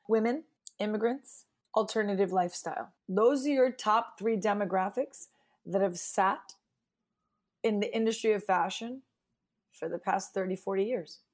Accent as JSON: {"language": "English", "town": "New York City", "region": "New York", "country": "United States", "tie": "born or raised there", "said": "I grew up in New York City"}